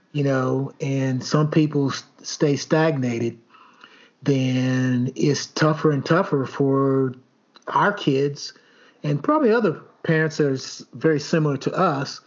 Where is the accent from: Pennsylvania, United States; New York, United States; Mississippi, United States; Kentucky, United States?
Kentucky, United States; Elizabethtown; growing up in uh, Elizabethtown or Etown, Kentucky, and Hardin County